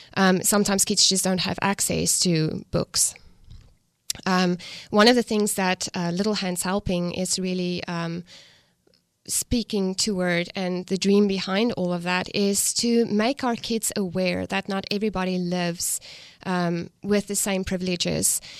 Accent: South Africa; accent: South African; moved away as an adult; now in United States; I'm from South Africa. I grew up on a farm, um, raised and born, you know, there

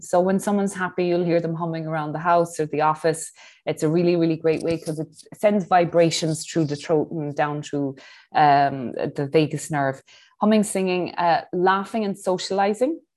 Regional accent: Ireland; now in Dubai, United Arab Emirates; I'm Irish

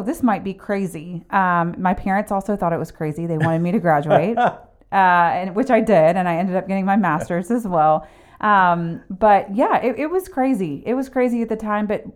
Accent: Atlanta, Georgia, United States; also born or lived in Watkinsville, Georgia; I'm from Atlanta

